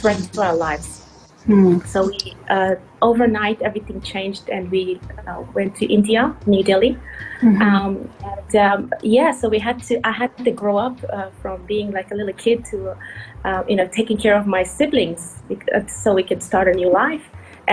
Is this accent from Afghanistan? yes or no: yes; Afghanistan; now in Sydney, Australia; we were very fortunate in Afghanistan